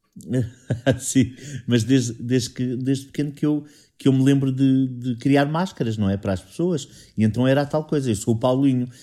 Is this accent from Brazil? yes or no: no; Sintra, Lisbon, Portugal; eu sou saloio, tenho. As únicas costelas que eu não tenho de Sintra são dos meus pais.